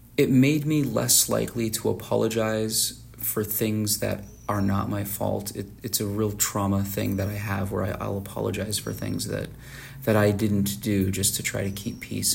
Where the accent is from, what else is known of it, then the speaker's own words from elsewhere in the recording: Tucson, Arizona, United States; I'm from Tucson, Arizona